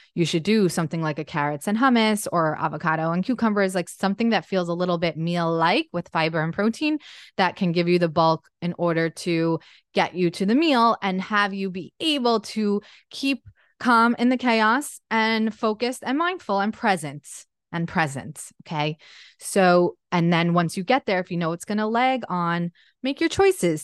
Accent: Jersey Shore, New Jersey, United States; moved away as an adult; we grew up in the Jersey Shore

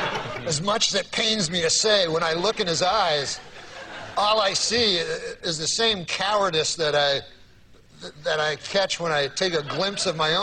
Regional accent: Scotland, United Kingdom; I'm Scottish. I'm a Scot.

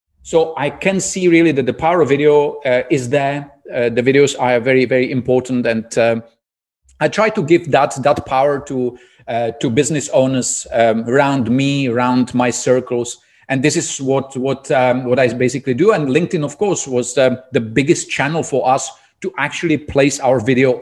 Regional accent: Czechia; English is a second language; moved away as an adult; also born or lived in Prague; now in Dubai, United Arab Emirates; I'm originally from Czech Republic

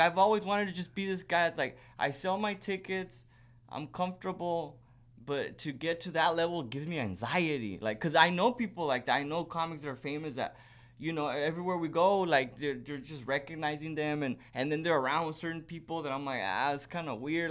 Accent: Socorro, Texas, United States; I grew up right right by the border in Socorro, Texas, outside of El Paso

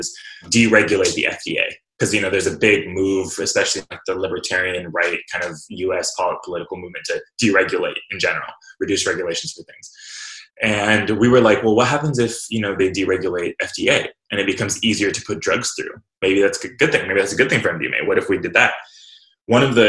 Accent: Fresno, California, United States; I was born and raised in Fresno, California

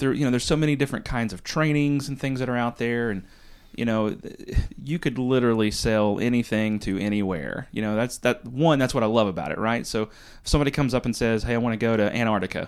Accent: Western North Carolina, United States; also born or lived in New York City, United States; now in North Myrtle Beach, United States; I'm from Western North Carolina

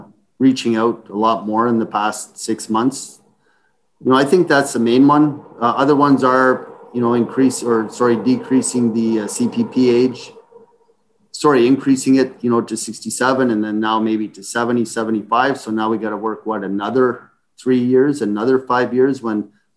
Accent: Ottawa, Ontario, Canada; moved away as an adult; I grew up in Ottawa

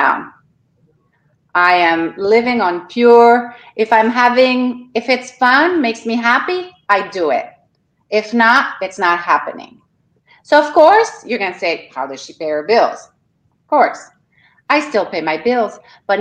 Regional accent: Canada; moved away as an adult; now in Florida, United States; I'm from Canada

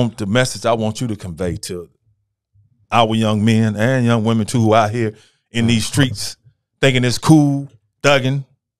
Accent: Memphis, Tennessee, United States; I'm from Memphis, man.

